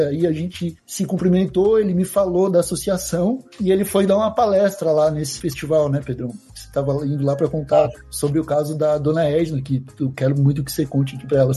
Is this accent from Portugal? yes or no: no; Santa Catarina, Brazil; Falei, poxa, eu sou de Santa Catarina, por que, que eu não conheço essa associação?